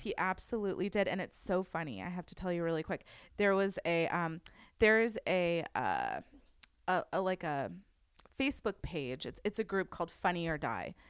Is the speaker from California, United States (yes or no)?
yes; Westlake Village, California, United States; I grew up in Westlake my whole life